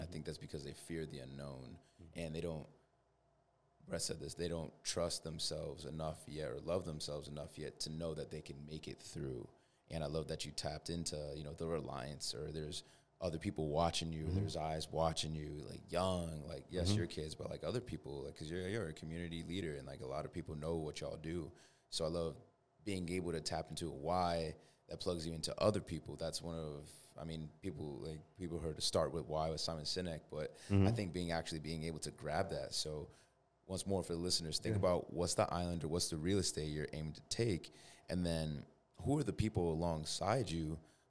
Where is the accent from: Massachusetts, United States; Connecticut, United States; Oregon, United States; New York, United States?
Connecticut, United States; East Hartford; I mean, I'm from East Hartford